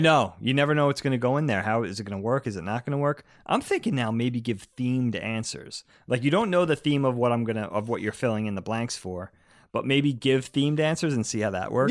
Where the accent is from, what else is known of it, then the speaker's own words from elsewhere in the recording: East Coast, United States; we grew up on the East Coast